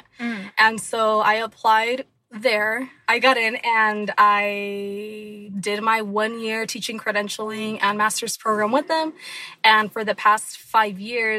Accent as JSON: {"language": "English", "town": "Anaheim", "region": "California", "country": "United States", "tie": "born or raised there", "said": "I was born and raised in Anaheim, California, in Orange County"}